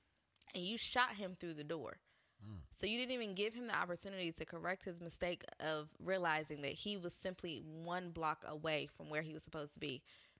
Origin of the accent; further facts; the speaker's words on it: the South, United States; I grew up in the South.